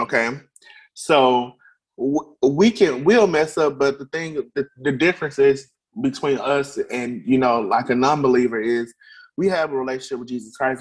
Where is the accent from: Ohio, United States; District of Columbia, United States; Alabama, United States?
Alabama, United States; Birmingham; I'm a native of Birmingham, Alabama. Um, I've been here all my life